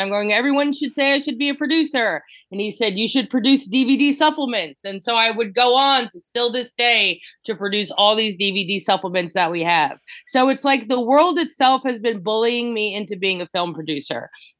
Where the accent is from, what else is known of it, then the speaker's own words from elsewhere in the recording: New Jersey, United States; Also, because I am from New Jersey, Jen is from New Jersey.